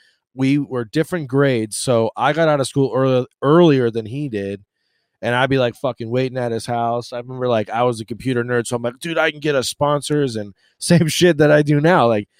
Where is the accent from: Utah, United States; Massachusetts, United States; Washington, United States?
Massachusetts, United States; Boston; now in Florida, United States; I'm from Boston.